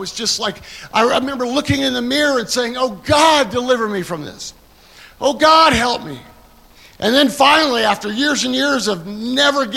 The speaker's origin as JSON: {"language": "English", "country": "Canada", "moved": "yes", "lives_now": "United States", "said": "I'm a Canadian. I came to America in 1984"}